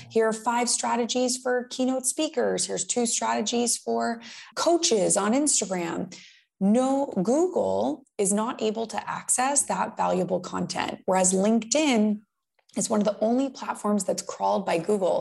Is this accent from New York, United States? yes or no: no; West Palm Beach, Florida, United States; I grew up in West Palm Beach, Florida